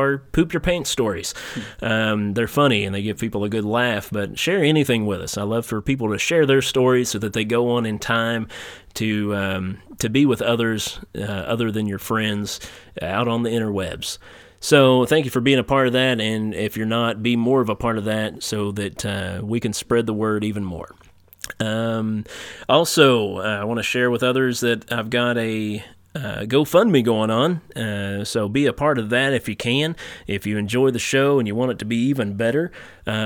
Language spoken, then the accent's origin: English; Eastern Kentucky, United States; I remember back in the 90s, like, I was Eastern Kentucky